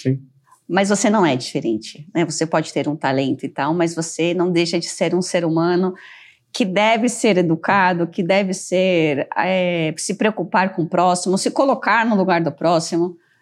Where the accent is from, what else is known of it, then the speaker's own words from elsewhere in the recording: Brazil; eu, como brasileira